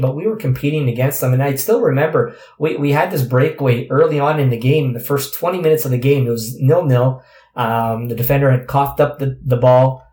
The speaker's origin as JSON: {"language": "English", "country": "Canada", "said": "as Canadian players"}